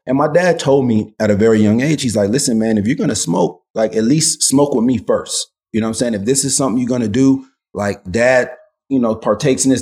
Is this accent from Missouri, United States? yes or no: no; Los Angeles, California, United States; growing up, you know, in, in, in South Central, um, and I should clarify, right? My, my whole childhood was not in South Central